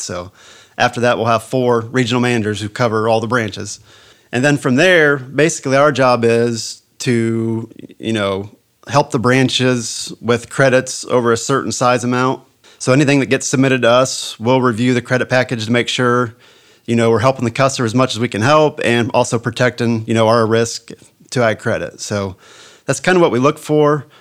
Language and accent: English; United States; I was born and raised in Hardin County on a family farm, and I still live there today